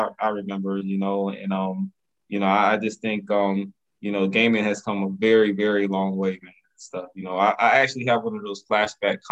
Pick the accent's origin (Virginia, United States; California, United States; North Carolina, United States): North Carolina, United States; Lumberton; I grew up in Lumberton